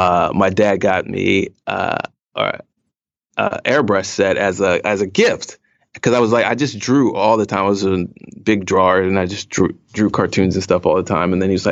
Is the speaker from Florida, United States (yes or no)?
no; North Carolina, United States; also born or lived in Okinawa, Japan / Iwakuni, Japan / California / Washington, D.C.; I actually spent a lot of time growing up in Japan, several years in Okinawa and several years in Iwakuni. And then we moved to, you know, California, South Carolina, D.C., Northern Virginia area, and ended up going to high school and settling in North Carolina.